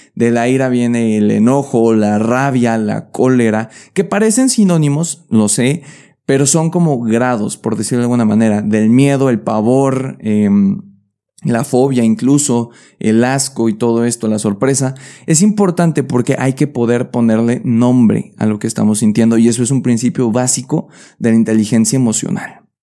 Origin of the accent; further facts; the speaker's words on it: Mexico; now in Querétaro, Mexico; ahí sentimos la empatía como mexicanos